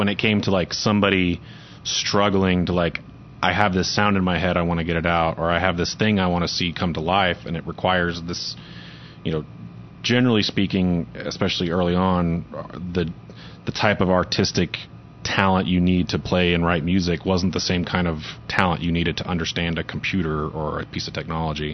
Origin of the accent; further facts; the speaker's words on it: Moore, Oklahoma, United States; I grew up in Moore, which is just south suburb of here.